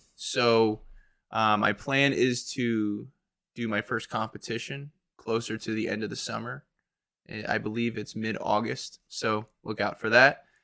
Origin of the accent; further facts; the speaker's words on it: Warminster, Pennsylvania, United States; also born or lived in Philadelphia, Pennsylvania / Chester, Pennsylvania; now in Aston, United States; I grew up in Warminster, Pennsylvania